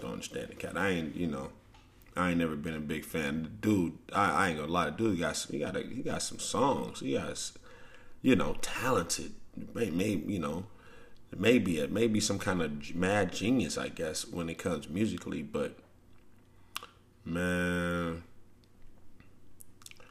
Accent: St. Louis, Missouri, United States; when I grew up in St. Louis

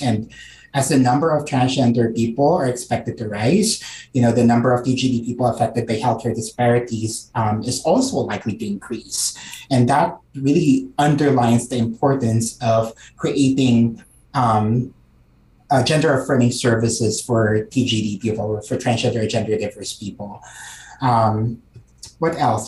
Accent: Calabarzon, Philippines; moved away as an adult; also born or lived in San Diego, California; now in California, United States; I'm a first generation Filipino immigrant. Um, I grew up in Cavite, which is you know an hour south of Manila, um, and my family moved to California when I was 18.

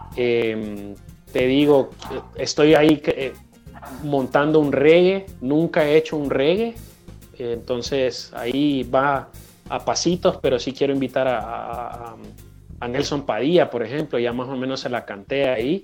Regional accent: Honduras; aquí en Honduras

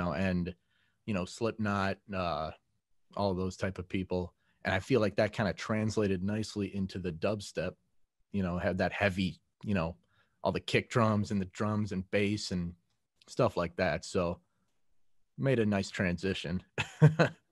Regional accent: Mequon, Wisconsin, United States; I grew up in Mequon, which is maybe 10 minutes north of where I am

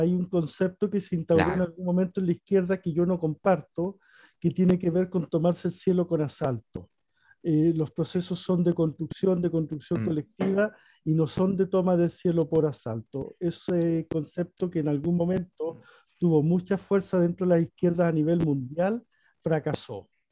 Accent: Antofagasta, Chile; yo soy antofagastino

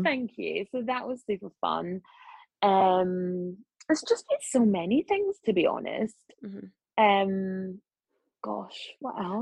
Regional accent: Scotland, United Kingdom; accent: Scottish; moved away; I was sort of just a black journalist with a Scottish accent

